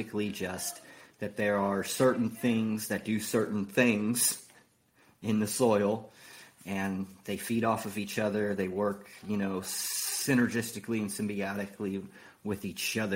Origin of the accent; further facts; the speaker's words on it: San Diego, California, United States; now in Oklahoma, United States; I'm from San Diego, but I currently reside in Oklahoma.